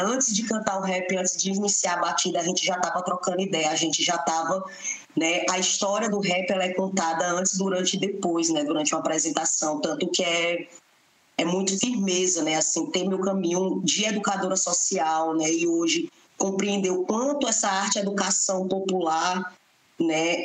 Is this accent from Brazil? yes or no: yes; Fortaleza, Ceará, Brazil; sou moradora né, de periferia, nasci e me criei no Beco da Galinha